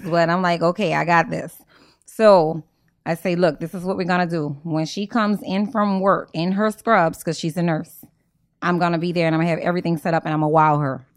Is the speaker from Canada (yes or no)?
no; New Orleans, Louisiana, United States; moved away as an adult; also born or lived in Houston; I grew up in the Ninth Ward on Desire and Claiborne